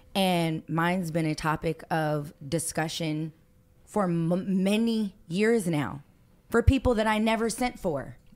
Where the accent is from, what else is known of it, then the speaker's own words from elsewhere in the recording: Los Angeles, California, United States; I grew up in Hollywood.